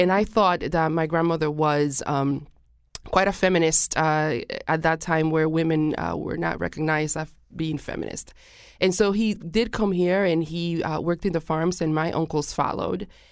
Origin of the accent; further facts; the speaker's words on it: Puerto Rico; now in Hartford, United States; I am originally from Puerto Rico